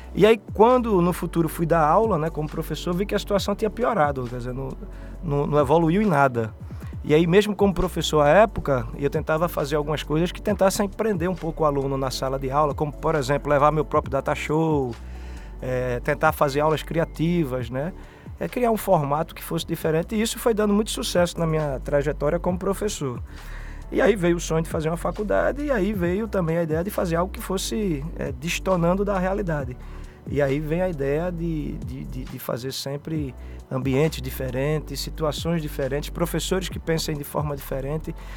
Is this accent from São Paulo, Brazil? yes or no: no; Recife, Pernambuco, Brazil; Sou um sobrevivente, né? Dessa, de, desse universo aí brasileiro pernambucano. Vim de Casa Amarela, é, morador